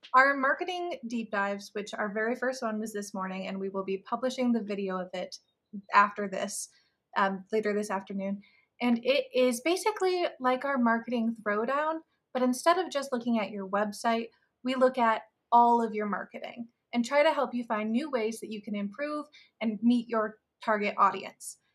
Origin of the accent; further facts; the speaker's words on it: Des Moines, Iowa, United States; now in Atlanta, United States; I am from Des Moines